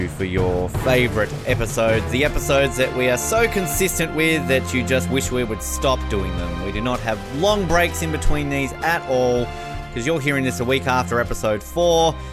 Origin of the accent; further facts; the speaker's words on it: Encino, California, United States; I'm from Encino.